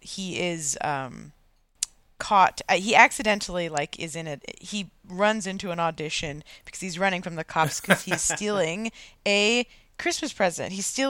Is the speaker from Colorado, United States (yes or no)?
no; San Diego, California, United States; also born or lived in Atlanta; I grew up in San Diego and it is weird. Like I moved there when I was 8 from Atlanta, which like, you know, isn't super wintry, but it has snow and stuff.